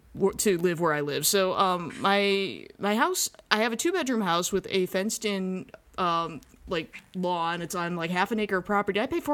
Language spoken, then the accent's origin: English; Madison, Wisconsin, United States; I am from Madison, Wisconsin.